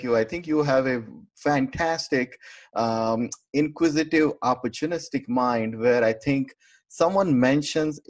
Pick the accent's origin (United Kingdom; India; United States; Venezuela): India; moved away; back home, I'm from India and family is a big time almost in my hometown.